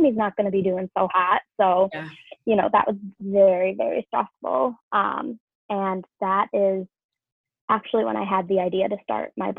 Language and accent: English; Rochester, New York, United States; also born or lived in Cleveland, Ohio; my hometown, Rochester, New York